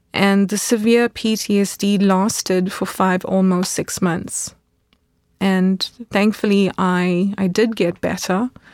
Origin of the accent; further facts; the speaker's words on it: South Africa; moved away as an adult; now in Munich, Germany; a teenager growing up in South Africa